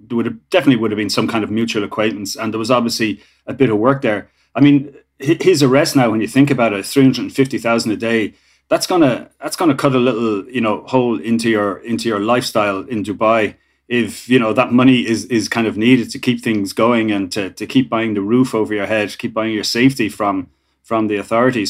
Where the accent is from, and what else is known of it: Ireland